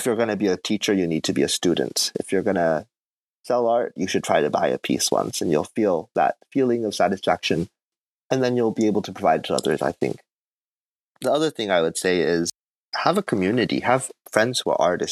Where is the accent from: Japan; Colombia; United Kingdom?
Japan; Fukuoka; moved away as an adult; also born or lived in Korea / Tokyo; now in Chiba, Japan; I'm from Fukuoka. That's where I grew up.